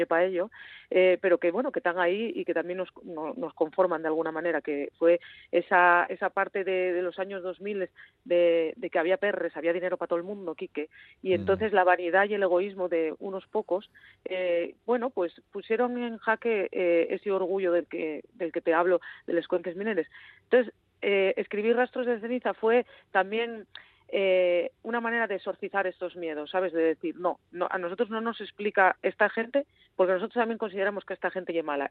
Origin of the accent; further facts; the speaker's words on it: Asturias, Spain; somos los asturianos